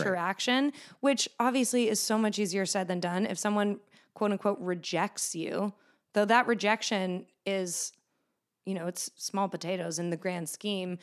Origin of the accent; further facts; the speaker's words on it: Boston, Massachusetts, United States; we're both from Boston